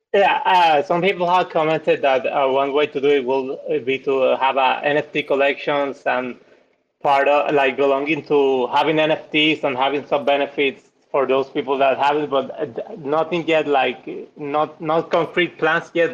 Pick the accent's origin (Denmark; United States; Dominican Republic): Dominican Republic; I'm from the Dominican Republic